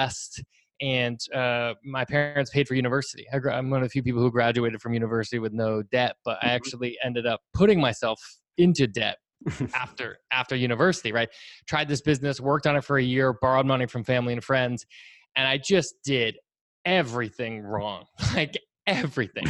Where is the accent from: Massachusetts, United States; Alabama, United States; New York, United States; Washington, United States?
Massachusetts, United States; about an hour outside of Boston; moved away; I'm from the East Coast. Originally, I grew up about an hour outside of Boston